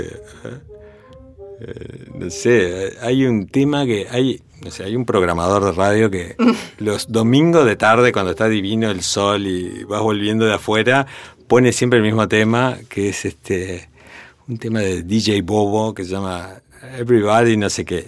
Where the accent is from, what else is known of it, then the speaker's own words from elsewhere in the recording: Montevideo, Uruguay; en, la casa familiar, acá en Montevideo, con cinco años